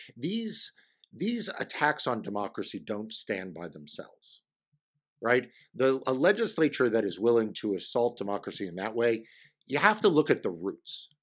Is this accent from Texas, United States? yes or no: no; New York, United States; now in Virginia, United States; My passport just says I was born in New York